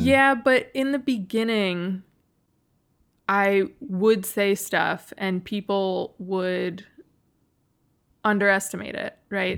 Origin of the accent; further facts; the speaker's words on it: Western New York, United States; I grew up in Western New York